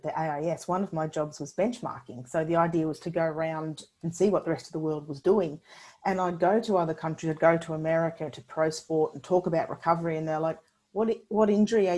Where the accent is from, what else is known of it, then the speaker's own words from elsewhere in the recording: Sunshine Coast, Queensland, Australia; moved away as an adult; also born or lived in Birmingham, United Kingdom / Canberra; I grew up on the Sunshine Coast and moved to Canberra.